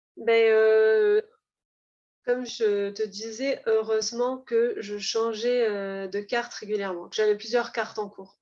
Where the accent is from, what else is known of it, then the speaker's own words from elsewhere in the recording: Var, Provence-Alpes-Côte d'Azur, France; je viens du Var